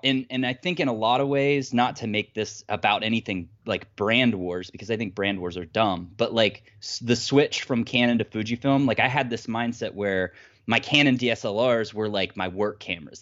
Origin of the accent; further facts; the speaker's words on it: Ohio, United States; now in Ann Arbor, Michigan, United States; I'm originally from Ohio, just, like, middle of nowhere, absolute nowhere, but I currently live just outside of Ann Arbor, Michigan.